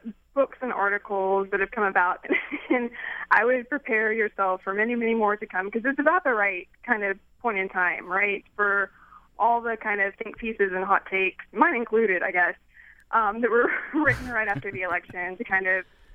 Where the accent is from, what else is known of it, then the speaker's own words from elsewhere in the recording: Knoxville, Tennessee, United States; moved away as an adult; now in Staunton, United States; I'm from East Tennessee, from Knoxville